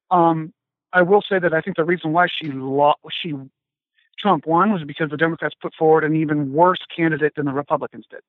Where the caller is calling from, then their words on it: Ohio, United States; I'm uh, calling from Ohio. Calling uh, just a little bit uh, east of Cleveland